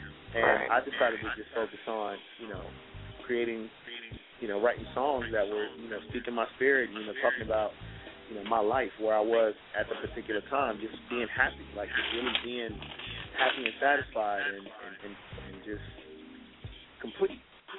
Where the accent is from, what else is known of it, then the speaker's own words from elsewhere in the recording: Richmond, Virginia, United States; because I promote events in my hometown, Richmond, VA.